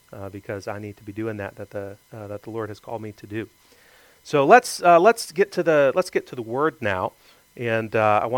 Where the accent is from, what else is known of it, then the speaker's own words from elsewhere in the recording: Greenville, South Carolina, United States; born there; also born or lived in Florida; I lived there for 10 years, so I guess I kind of consider myself from there. I was born in Greenville, South Carolina, always been from the Southeast.